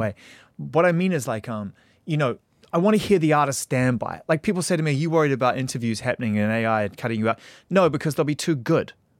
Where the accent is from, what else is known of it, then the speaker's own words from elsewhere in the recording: New Zealand; moved away; return to my home country